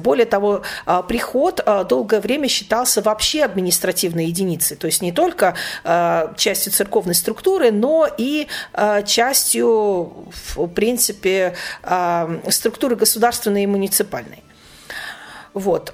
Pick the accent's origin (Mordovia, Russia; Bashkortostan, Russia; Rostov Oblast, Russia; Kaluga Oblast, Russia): Kaluga Oblast, Russia; Obninsk; в том приходе, в котором я выросла, а, в Обнинске